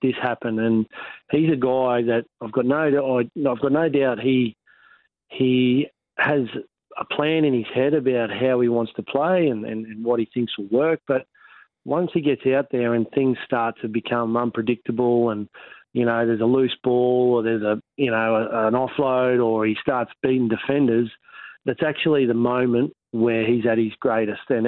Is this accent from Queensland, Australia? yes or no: yes; Rockhampton, Queensland, Australia; another Rockhampton boy